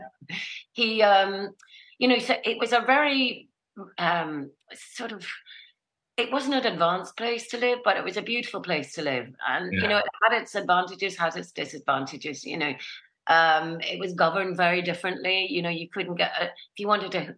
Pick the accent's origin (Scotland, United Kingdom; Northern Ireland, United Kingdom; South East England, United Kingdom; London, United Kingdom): Northern Ireland, United Kingdom; Ballycastle; also born or lived in Belfast; I grew up in the north of Ireland, in County Antrim. A place called Ballycastle, which is a seaside town